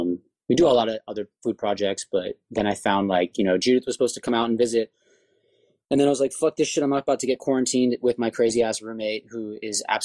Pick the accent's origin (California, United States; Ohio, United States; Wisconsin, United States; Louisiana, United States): California, United States; Santa Monica; I grew up in Santa Monica